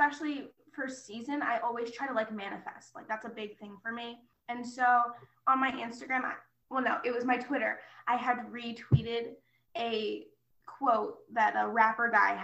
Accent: Florida, United States; I'm from Florida

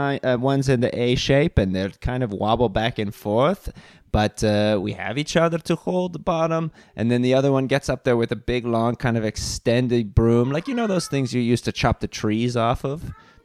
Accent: Reykjavik, Capital Region, Iceland; And I am from Iceland.

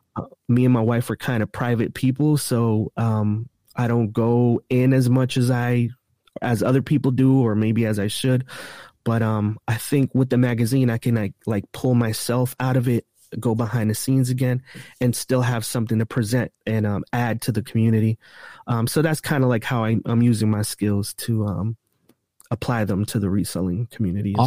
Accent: East Coast, United States; I'm from the East Coast, so I could get around the East Coast really quick

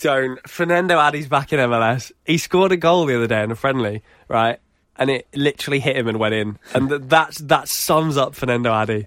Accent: United Kingdom; we're British

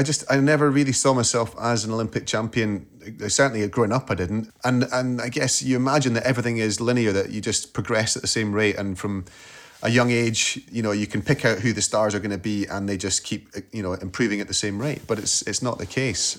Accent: Scotland, United Kingdom; as a Scot

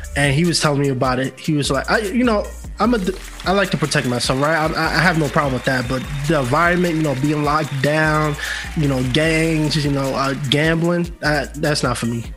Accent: New York City, New York, United States; moved away as an adult; now in Los Angeles, United States; born and raised in New York City. Yeah, all my life. I only been in LA for two years now

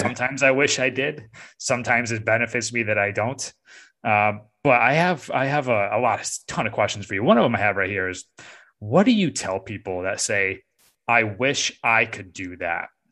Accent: upstate New York, United States; now in Raleigh-Durham, United States; I'm from upstate New York

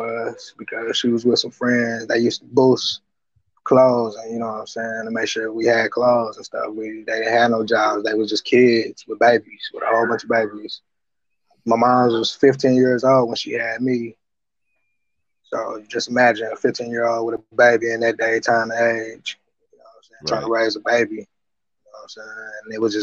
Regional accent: Tulsa, Oklahoma, United States; I was born in the north side of Tulsa, Oklahoma, home of the 1921 race riot. I grew up in the rough side of town.

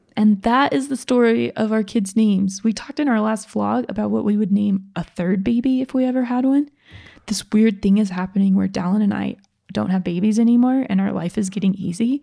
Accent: Georgia, United States; I'm from Georgia

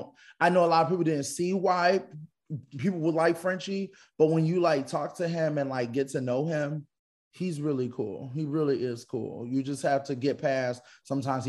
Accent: Philadelphia, Pennsylvania, United States; I'm from Philly

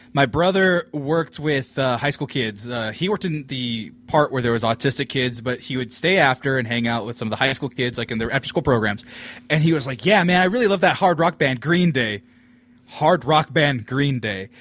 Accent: California, United States; also born or lived in Fresno; I'm from California

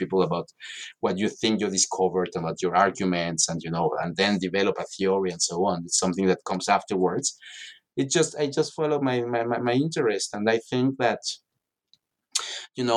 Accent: Mexico City, Mexico; moved away as an adult; also born or lived in Paris; I'm from Mexico City originally, and I'm an economist

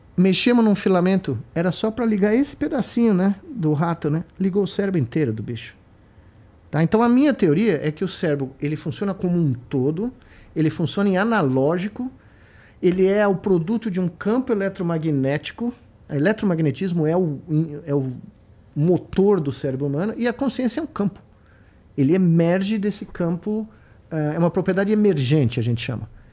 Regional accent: Brazil; moved away as an adult; also born or lived in United States; Quando eu saí do Brasil, eu saí do Brasil muito jovem, né? Pelo menos para mim, 28 anos, com 89

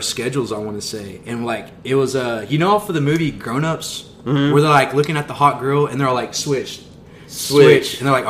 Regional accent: Wichita Falls, Texas, United States; We grew up in City View.

